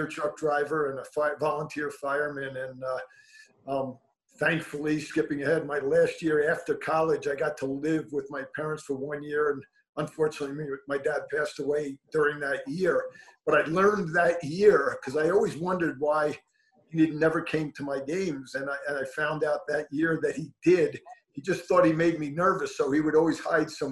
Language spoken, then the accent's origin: English; Levittown, New York, United States; I grew up in Levittown, New York